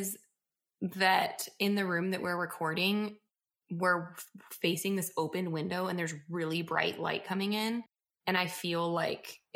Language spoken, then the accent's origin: English; Laguna Niguel, California, United States; I was born and raised in Laguna Niguel